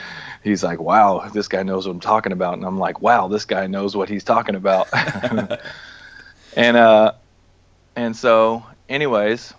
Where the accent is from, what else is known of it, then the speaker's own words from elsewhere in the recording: Atlanta, Georgia, United States; moved away as an adult; also born or lived in California; now in Nashville, United States; that's where I'm born and raised in Atlanta.